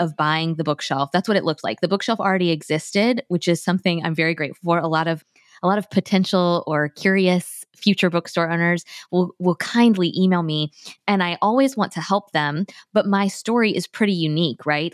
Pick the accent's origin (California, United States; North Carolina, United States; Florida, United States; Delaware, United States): Florida, United States; Tallahassee; moved away as an adult; now in Thomasville, United States; I grew up in Tallahassee